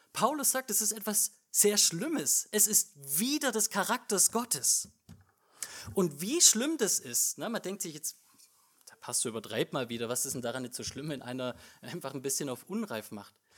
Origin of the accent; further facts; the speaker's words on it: Germany; bei uns als Deutsche